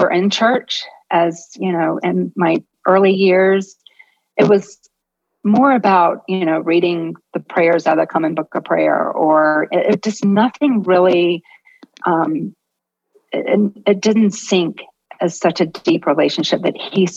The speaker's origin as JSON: {"language": "English", "town": "Jacksonville", "region": "Florida", "country": "United States", "tie": "born or raised there", "said": "I grew up in Jacksonville, Florida"}